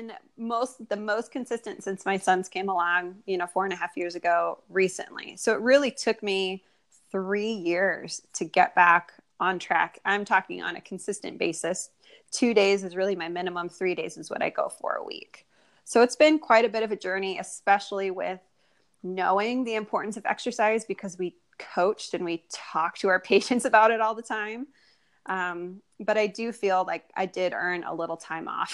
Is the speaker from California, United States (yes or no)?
no; Iowa, United States; moved away as an adult; now in North Carolina, United States; I am originally from Iowa. I'm a Midwest girl and ended up in North Carolina